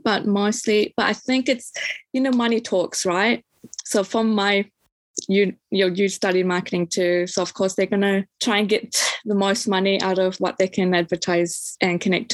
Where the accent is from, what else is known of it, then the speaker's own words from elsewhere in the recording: New Zealand; I grew up in New Zealand